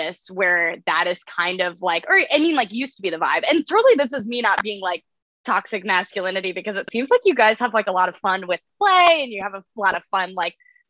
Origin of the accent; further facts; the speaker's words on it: Iowa, United States; now in New York, United States; I'm from Iowa in a family of, I have five siblings